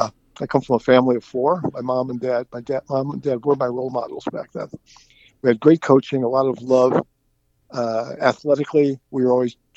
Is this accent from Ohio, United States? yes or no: yes; Cleveland, Ohio, United States; I hail from Cleveland, Ohio. I grew up in the North Collinwood district in Cleveland, attended St. Mary's grade school in Collinwood, and then Cleveland St. Joseph High School in Cleveland.